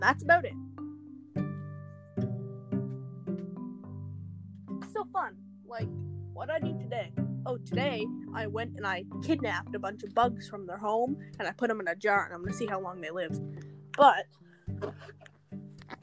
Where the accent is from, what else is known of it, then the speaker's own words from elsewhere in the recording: Canada; I like my country. I like Canada.